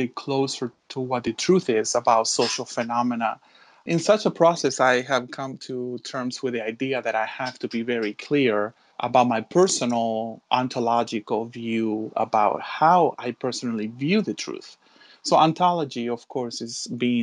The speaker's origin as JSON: {"language": "English", "town": "Miami", "region": "Florida", "country": "United States", "tie": "born or raised there", "also_born_or_lived": "Chile", "said": "I was born in Chile, in South America, and actually moved to the States when I was about 12 years old. So I grew up in Miami"}